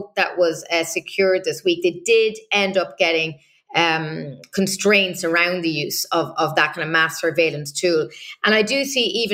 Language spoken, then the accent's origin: English; Ireland; first language English; now in Brussels, Belgium; People may hear from my accent. I'm originally from Ireland, so I'm a, you know, native English speaker.